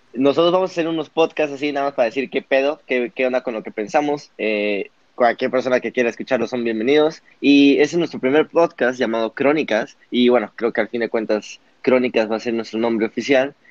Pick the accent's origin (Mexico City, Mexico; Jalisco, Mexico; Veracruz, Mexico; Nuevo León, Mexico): Veracruz, Mexico; Papantla; also born or lived in Puebla / Monterrey; Yo soy de Papantla, de un pueblo en Veracruz